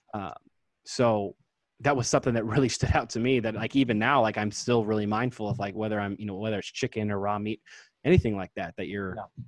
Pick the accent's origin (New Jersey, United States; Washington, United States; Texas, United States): Washington, United States; Kirkland; also born or lived in Tacoma, Washington; now in Bonney Lake, United States; I grew up in Kirkland, my favorite place was Burger Master